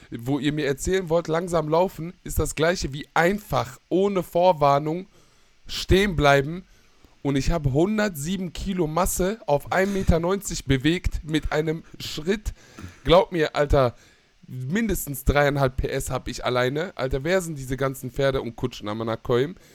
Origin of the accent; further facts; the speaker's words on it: North Rhine-Westphalia, Germany; ich komme aus dem Ruhrgebiet, aber du willst mir doch nicht wirklich erzählen, dass diese ganzen St. Pauli-Menschen besser sind